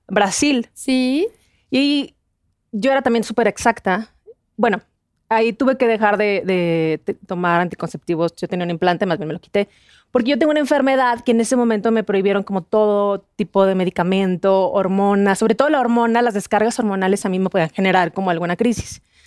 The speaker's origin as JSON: {"language": "Spanish", "town": "Torreón", "region": "Coahuila", "country": "Mexico", "said": "yo soy de Torreón"}